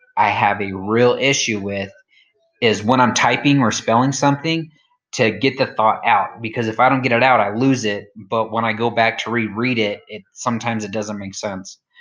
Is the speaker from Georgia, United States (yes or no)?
no; New Mexico, United States; I'm from New Mexico